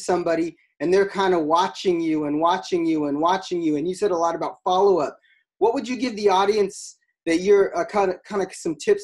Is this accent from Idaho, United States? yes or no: no; Alaska, United States; I'm from Alaska